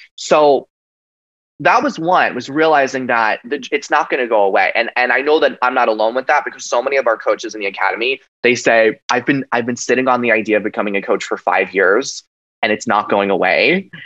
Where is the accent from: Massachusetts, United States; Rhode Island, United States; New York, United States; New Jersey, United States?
New York, United States; Long Island; growing up on Long Island, New York, in an, Italian American family